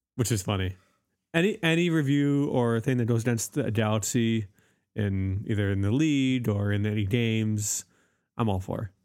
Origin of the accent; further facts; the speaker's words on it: United States; I'm not European. Uh, I'm American